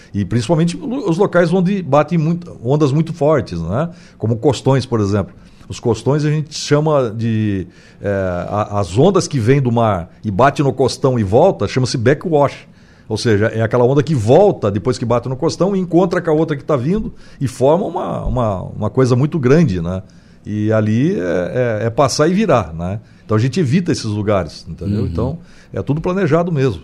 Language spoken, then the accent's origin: Portuguese; Brazil; nem Rio de Janeiro nem São Paulo, que, que, que é a minha terra.